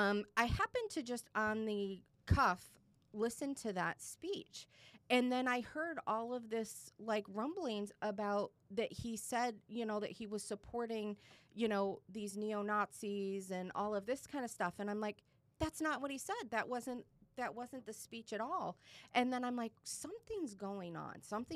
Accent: Michigan, United States; now in Boca Raton, United States; I live in Boca. I've lived in Boca for about 17 years. I'm a transplant from Michigan

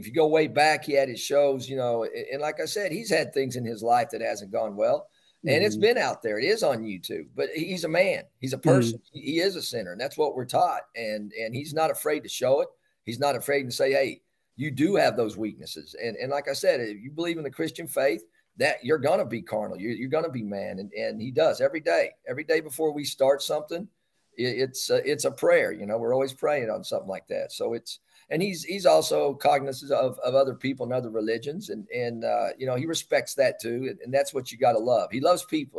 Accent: Bartlesville, Oklahoma, United States; moved away; I'm from Bartlesville, Oklahoma

